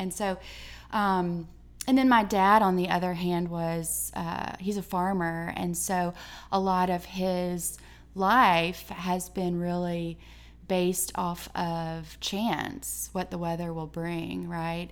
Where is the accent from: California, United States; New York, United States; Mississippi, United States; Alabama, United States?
Alabama, United States; Enterprise; also born or lived in Ohio / Birmingham, Alabama; I'm from Enterprise, which is where I'm teaching